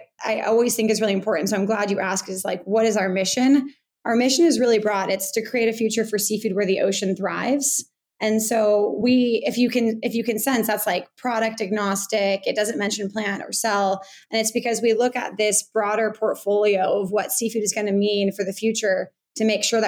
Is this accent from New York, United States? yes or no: no; Bay Area, California, United States; I grew up in the Bay Area near the coast